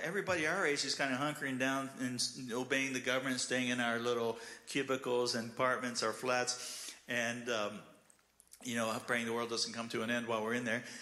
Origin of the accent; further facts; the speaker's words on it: Glendale, United States; moved away as an adult; now in Ukraine; I grew up in Glendale